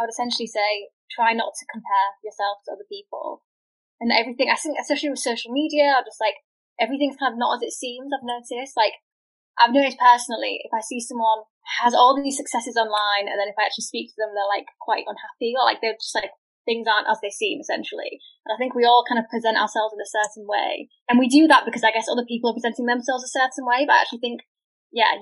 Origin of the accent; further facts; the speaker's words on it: United Kingdom; growing up, especially as a British Iranian woman